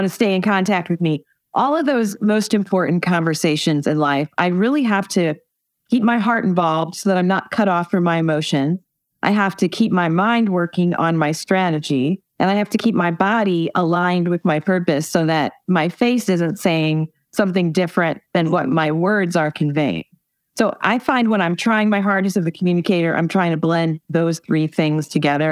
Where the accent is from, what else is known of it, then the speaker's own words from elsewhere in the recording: Indiana, United States; my home state of Indiana